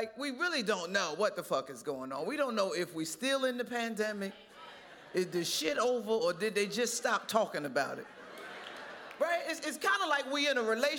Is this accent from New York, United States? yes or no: no; Trenton, New Jersey, United States; I'm from Trenton, New Jersey. And when we were growing up in New Jersey